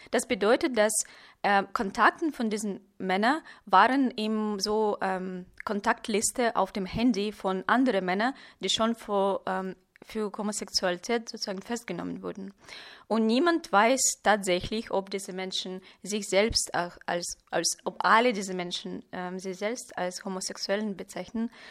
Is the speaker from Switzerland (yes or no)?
no; Chelyabinsk, Chelyabinsk Oblast, Russia; German is a second language; moved away as an adult; now in Berlin, Germany; ich wurde in Chelyabinsk geboren, es ist im Ural